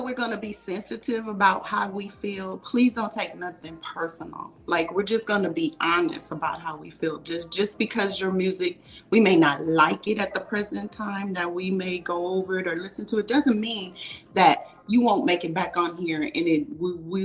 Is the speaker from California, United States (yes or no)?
yes; California, United States; I'm born and raised in California.